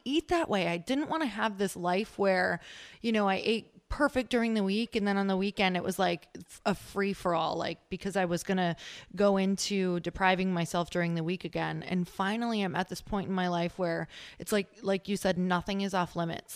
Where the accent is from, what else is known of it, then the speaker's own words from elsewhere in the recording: Midwest, United States; moved away; we're from the Midwest, my husband